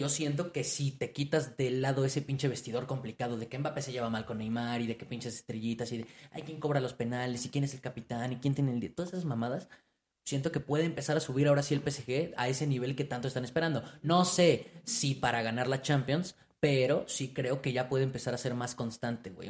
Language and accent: Spanish; Mexico; somos mexicanos